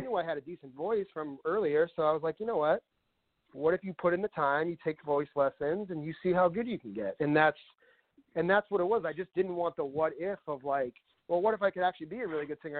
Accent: Northborough, Massachusetts, United States; I was born and raised in Massachusetts, and uh, I bounced around a little bit, but I mostly grew up in a town called Northborough, which is kind of central part of the state.

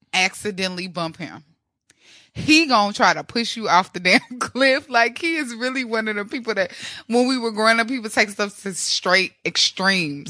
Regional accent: Midwest, United States; moved away; I come from Midwest

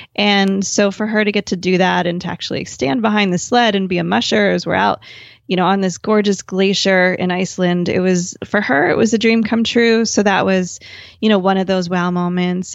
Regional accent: New Jersey, United States; I grew up in New Jersey

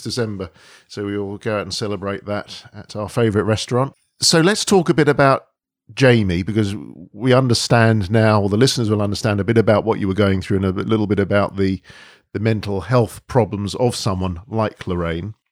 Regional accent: London, United Kingdom; We've been born and brought up in London

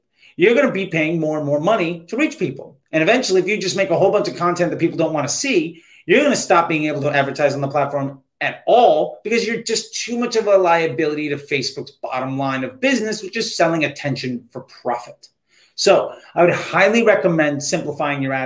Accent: United States; as an American

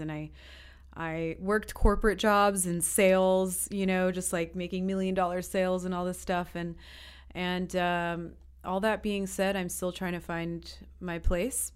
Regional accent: New York, United States; moved away as an adult; also born or lived in Peru; now in Estonia; I'm from the States. Um, I grew up in New York mostly, but I've lived in five countries, including Estonia

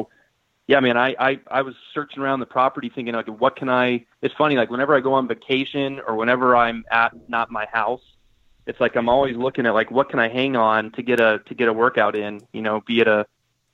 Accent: Southern California, United States; moved away; I grew up in Southern California

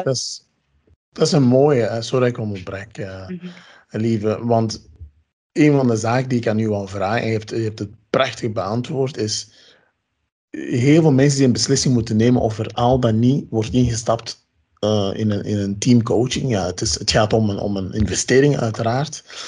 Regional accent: Ghana; moved away; ik ben uit Ghana

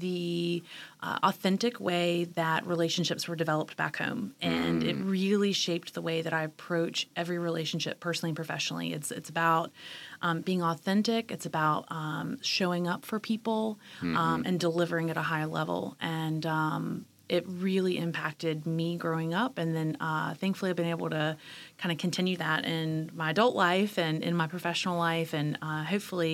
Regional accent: Charleston, West Virginia, United States; born or raised there; also born or lived in Richmond, Virginia / Washington, D.C. / Fayetteville, North Carolina; now in Wilmington, United States

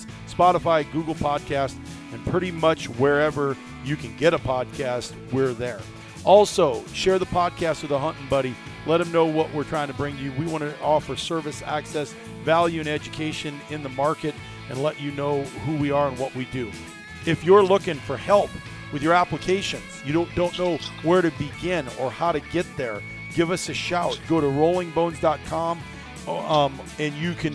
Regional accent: Iowa, United States; as kids growing up in Iowa

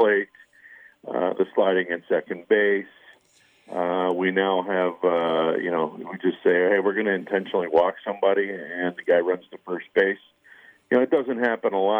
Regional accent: outside of Philadelphia, Pennsylvania, United States; I grew up outside of Philadelphia

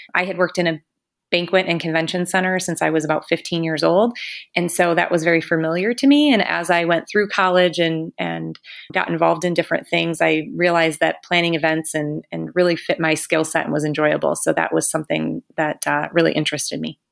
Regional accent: Utica, Michigan, United States; also born or lived in Mount Pleasant, Michigan; now in Frankenmuth, United States; I grew up in Utica, Michigan. That's in Macomb County, down in Southeast Michigan.

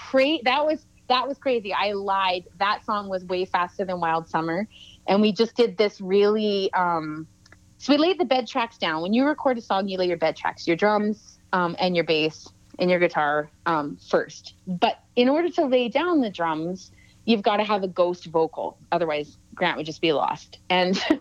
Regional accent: Lake Simcoe, Ontario, Canada; moved away; also born or lived in Salmon Arm, British Columbia; I grew up on Lake Simcoe

